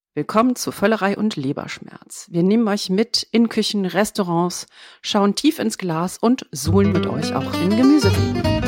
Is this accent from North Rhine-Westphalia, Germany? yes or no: yes; Düsseldorf, North Rhine-Westphalia, Germany; ich bin gebürtige Düsseldorferin, bin in Hochtal groß geworden, in der Nähe von Düsseldorf.